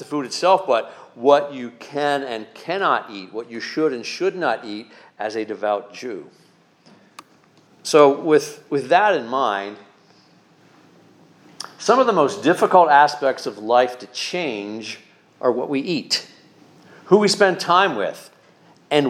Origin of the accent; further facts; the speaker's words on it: Pennsylvania Dutch area, United States; growing up in the Pennsylvania Dutch area